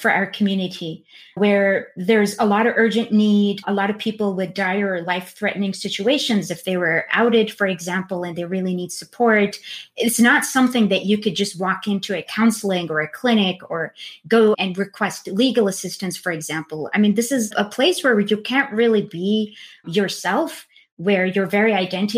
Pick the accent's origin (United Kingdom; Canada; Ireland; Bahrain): Bahrain; I come from Bahrain